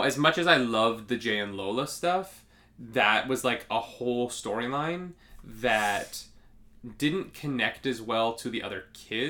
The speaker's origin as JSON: {"language": "English", "country": "Canada", "said": "We watch American television in Canada."}